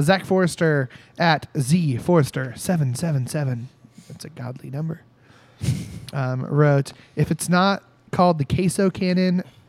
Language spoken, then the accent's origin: English; Indiana, United States; We're from Indiana.